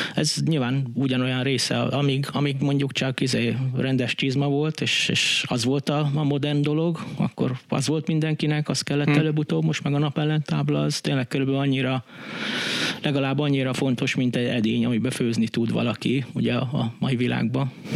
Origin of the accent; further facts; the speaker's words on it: Budapest, Hungary; Én ugyan itt a betonon, izé, Budapesten nőttem fel